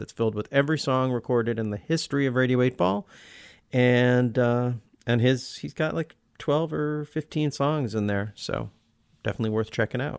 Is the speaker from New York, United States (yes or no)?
no; Olympia, Washington, United States; We're both from Olympia